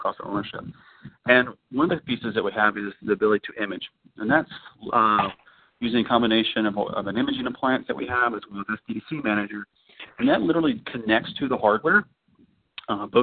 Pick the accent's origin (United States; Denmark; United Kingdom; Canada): United States; Orlando, Florida; I'm from Orlando